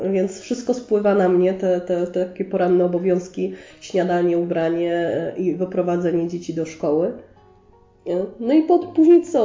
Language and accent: Polish; Sosnowiec, Silesian Voivodeship, Poland; Ja jestem tu z Sosnowca i tu się urodziłam i tu się wychowałam